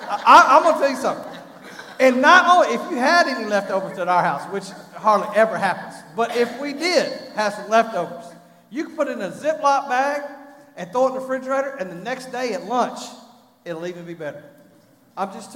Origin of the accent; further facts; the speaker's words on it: Texas, United States; I'm from Texas